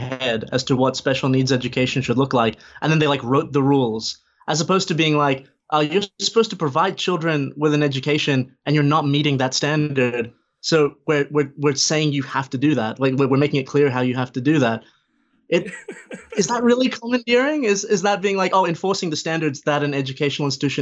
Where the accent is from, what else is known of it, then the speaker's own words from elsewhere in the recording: Australia; speaking as an Australian